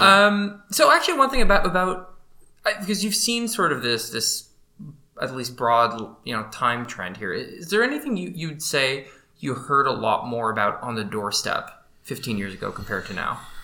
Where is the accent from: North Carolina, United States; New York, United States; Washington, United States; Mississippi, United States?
Washington, United States; I grew up in Washington State